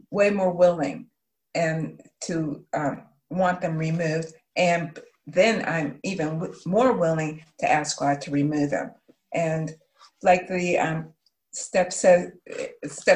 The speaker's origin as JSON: {"language": "English", "town": "Pittsburgh", "region": "Pennsylvania", "country": "United States", "said": "I'm from Pittsburgh, but I am in St. Louis because my sister was diagnosed with cancer"}